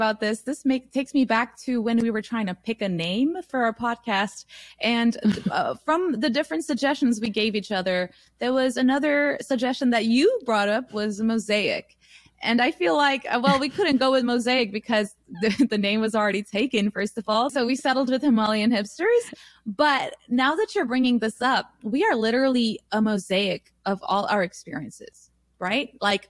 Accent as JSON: {"language": "English", "country": "United States", "said": "such diverse cities, and we have lived here so long that we can't just identify as Nepali people. We are Nepali American."}